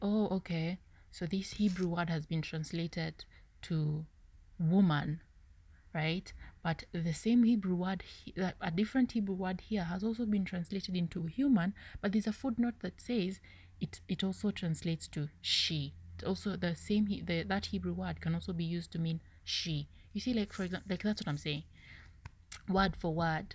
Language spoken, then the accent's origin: English; Kenya; English is a second language; I'm a Kenyan lady